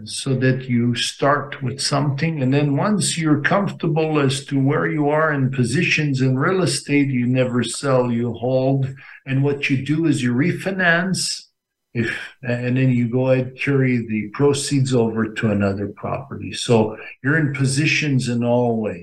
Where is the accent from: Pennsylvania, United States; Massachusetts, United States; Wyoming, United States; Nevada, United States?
Nevada, United States; Las Vegas; I'm from Nevada, Las Vegas, Nevada